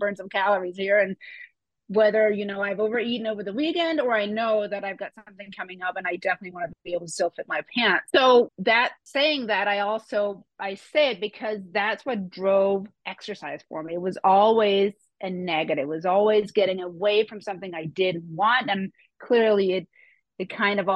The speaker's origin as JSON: {"language": "English", "country": "Denmark", "second_language": "English", "moved": "as an adult", "lives_now": "United States", "said": "I am from Denmark originally and actually moved to the US when I was 28"}